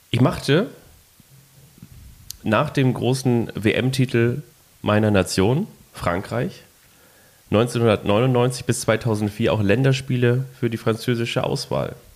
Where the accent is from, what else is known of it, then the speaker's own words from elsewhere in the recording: Lagos, Nigeria; Ich komme aus Nigeria. Ganz genau wurde ich 1974 in Lagos geboren.